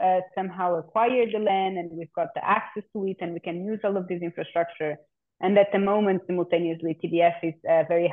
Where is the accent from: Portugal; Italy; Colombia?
Portugal; I also grew up, I'm born and raised in Portugal. I consider myself Portuguese